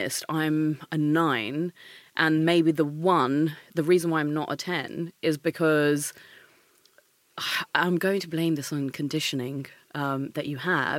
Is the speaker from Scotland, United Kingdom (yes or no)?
no; Maidstone, South East England, United Kingdom; also born or lived in India; I come from Maidstone